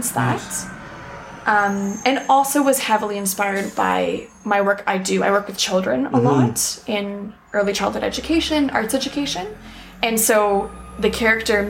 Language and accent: English; Toronto, Ontario, Canada; I grew up in Toronto